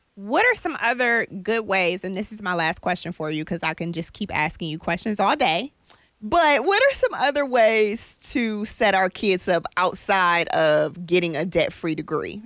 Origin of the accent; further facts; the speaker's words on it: Detroit, Michigan, United States; moved away; I'm from Detroit